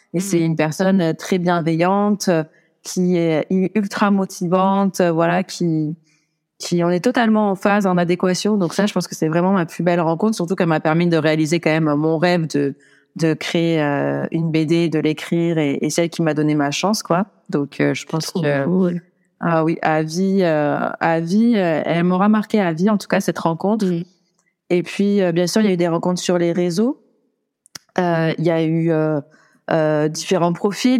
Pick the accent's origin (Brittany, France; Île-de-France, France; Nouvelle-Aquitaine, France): Nouvelle-Aquitaine, France; Brive-la-Gaillarde; chez moi, à Brive-la-Gaillarde, d'où je viens